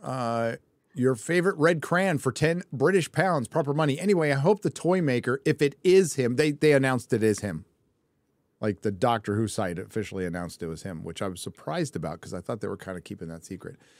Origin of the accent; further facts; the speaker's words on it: California, United States; I'm Californian. What can I say? I was born there.